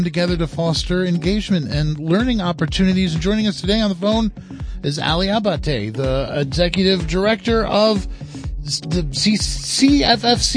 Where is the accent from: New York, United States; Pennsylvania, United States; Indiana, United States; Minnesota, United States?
New York, United States; Roscoe; I grew up in Roscoe. I grew up, you know, right there on Rockland Road, right next to the streams that run into the Beaver Kill